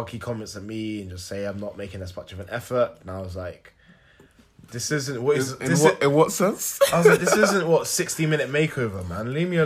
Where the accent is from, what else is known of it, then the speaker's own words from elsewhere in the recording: Nigeria; I'm a Nigerian.